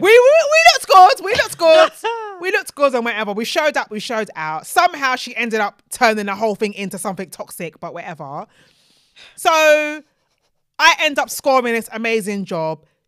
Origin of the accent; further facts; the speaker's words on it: Nigeria; as a Nigerian